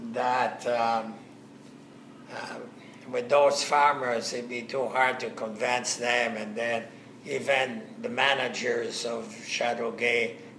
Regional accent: Algeria; moved away as an adult; also born or lived in France; now in Canada; I was born in Algeria. My ancestry goes right back to France.

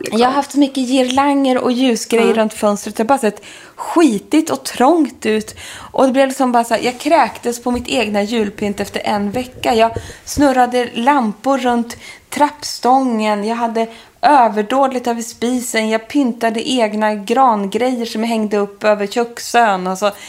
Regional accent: Stockholm, Stockholm County, Sweden; also born or lived in London; Vi skulle ha julbröllop hemma i Stockholm

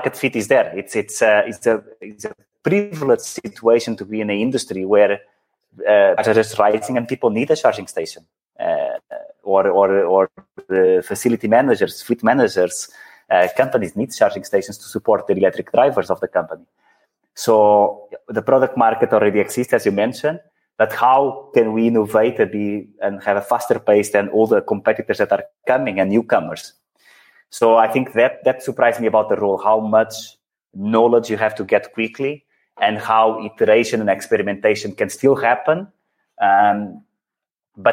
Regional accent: Portugal; moved away; also born or lived in Netherlands / Belgium / India; having born and lived in Portugal

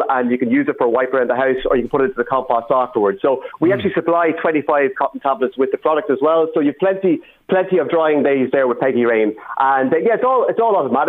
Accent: Julianstown, County Meath, Ireland; moved away as an adult; also born or lived in Australia; I was back living at home at Julianstown

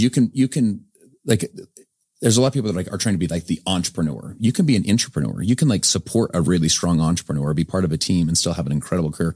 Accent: Sandy, Utah, United States; I'm from Sandy, Utah, just up the way here

